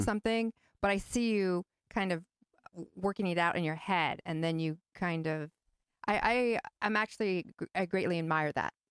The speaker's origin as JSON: {"language": "English", "region": "California", "country": "United States", "tie": "born or raised there", "also_born_or_lived": "New York", "said": "growing up in California"}